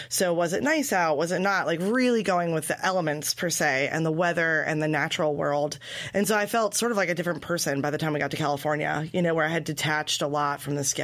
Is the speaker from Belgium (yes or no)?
yes; Belgium; born there; also born or lived in Guatemala; I was born in Belgium.